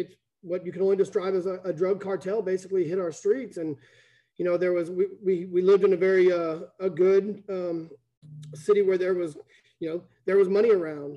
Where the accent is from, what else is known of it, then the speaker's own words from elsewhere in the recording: Plano, Texas, United States; I grew up in Plano, Texas. Family got here in about 1975